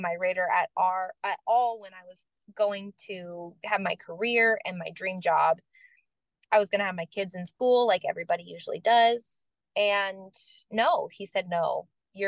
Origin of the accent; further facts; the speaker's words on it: Florida, United States; moved away as an adult; now in Tennessee, United States; I'm from Florida.